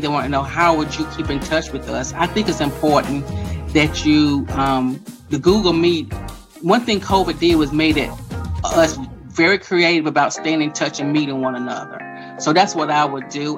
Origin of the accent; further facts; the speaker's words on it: Fayetteville, North Carolina, United States; also born or lived in Hope Mills, North Carolina; I grew up in Fayetteville and I've lived in, in Hope Mills for over 28 years.